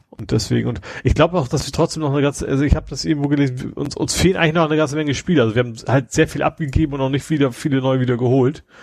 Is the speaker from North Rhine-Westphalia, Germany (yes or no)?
no; Lohne, Lower Saxony, Germany; spielen sie in Lohne. Ach ja, da. Äh Meine Heimat, wo auch Benno Müllmann herkommt.